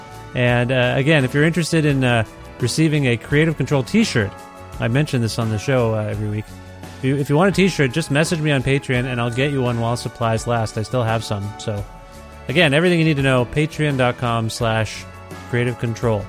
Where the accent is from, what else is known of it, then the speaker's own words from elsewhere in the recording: India; I'm Indian